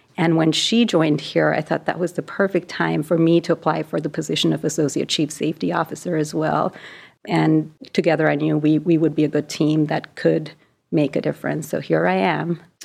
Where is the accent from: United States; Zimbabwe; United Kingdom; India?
India; moved away as an adult; So I was born in India and I grew up there and I went to med school there.